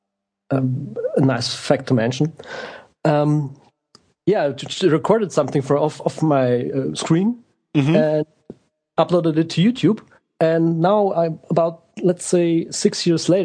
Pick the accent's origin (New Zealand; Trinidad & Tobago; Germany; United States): Germany; Bavaria; I'm from Germany, actually